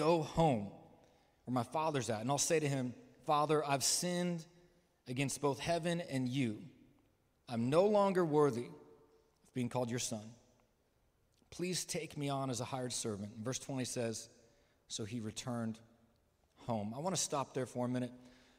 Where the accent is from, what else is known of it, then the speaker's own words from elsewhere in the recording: Midwest, United States; also born or lived in California; I was born in California. I grew up mostly in the Midwest.